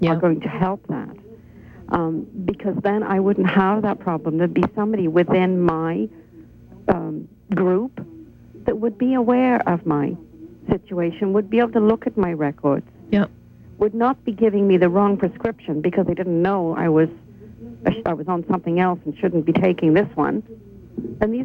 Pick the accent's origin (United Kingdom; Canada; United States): United Kingdom; moved away; I was raised in Britain, and of course we have the National Health over there